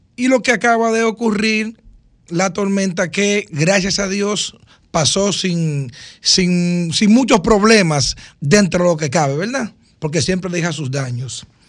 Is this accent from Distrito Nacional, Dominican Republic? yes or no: no; Cambita Garabitos, San Cristóbal, Dominican Republic; mi pueblo Cambita, el sector de donde soy oriundo, de OFASA y del INVI